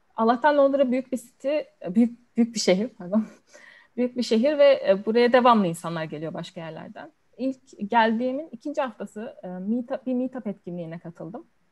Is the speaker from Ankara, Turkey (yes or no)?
no; Denizli, Turkey; moved away as an adult; also born or lived in Istanbul, Turkey; now in London, United Kingdom; ilkokul, ortaokul, lise hepsini Denizli'de okudum. Denizliliyim.